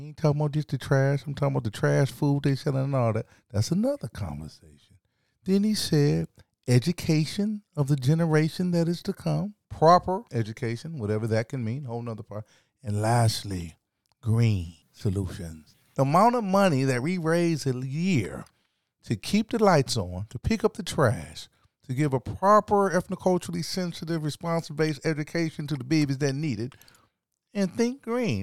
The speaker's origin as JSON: {"language": "English", "region": "South Carolina", "country": "United States", "tie": "born or raised there", "moved": "yes", "said": "I was raised partially in South Carolina"}